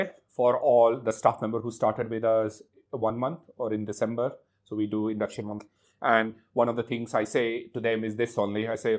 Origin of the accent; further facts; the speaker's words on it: India; I'm born and brought up in India. I've been raised in a defense family. My dad was in the Indian Army.